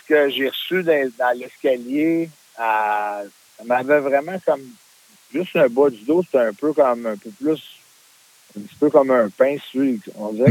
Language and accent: French; Canada; en tant que Canadien